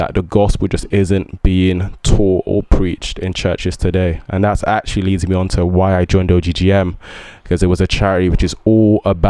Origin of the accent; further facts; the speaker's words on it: England, United Kingdom; also born or lived in Ibadan, Oyo State, Nigeria; I moved to the UK when I was 6